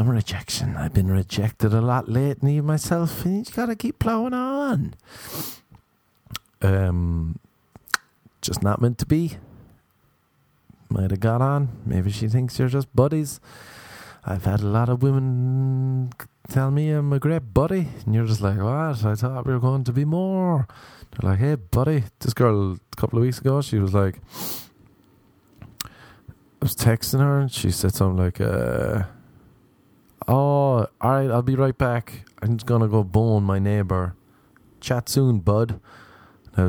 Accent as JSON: {"language": "English", "country": "Ireland", "moved": "yes", "lives_now": "Los Angeles, United States", "said": "I am Irish"}